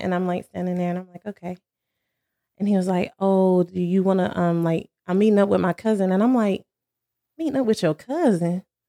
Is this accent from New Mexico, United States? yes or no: no; Cherryville, North Carolina, United States; now in Charlotte, United States; I'm from Cherryville, North Carolina